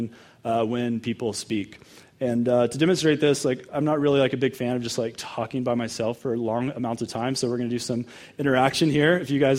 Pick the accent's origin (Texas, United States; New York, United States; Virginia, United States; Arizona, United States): Texas, United States; Dallas; also born or lived in Denver area, Colorado; now in Colorado, United States; I'm from Texas. The Broncos are my number one team now. So I grew up in Dallas